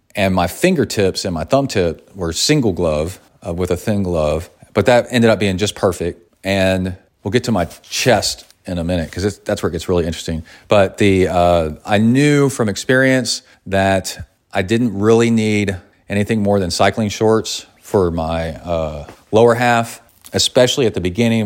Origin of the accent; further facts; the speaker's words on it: Kingwood, Texas, United States; I grew up in Kingwood